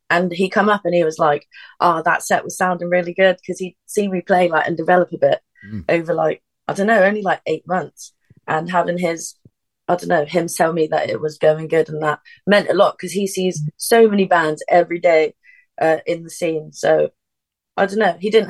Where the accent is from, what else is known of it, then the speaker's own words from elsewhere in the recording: Sheffield, Yorkshire and the Humber, United Kingdom; I am from Sheffield.